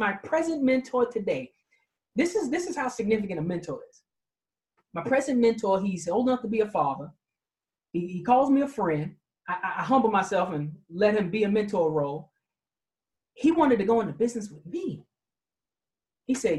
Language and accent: English; New York City, New York, United States; I was raised in Queens, New York, in the street